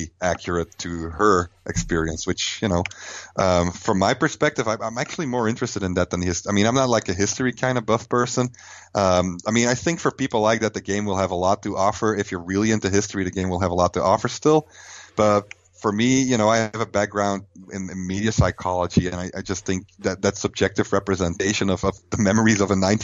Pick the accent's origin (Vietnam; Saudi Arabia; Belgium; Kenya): Belgium; Flanders; English is a second language; moved away as an adult; now in United States; I'm from Belgium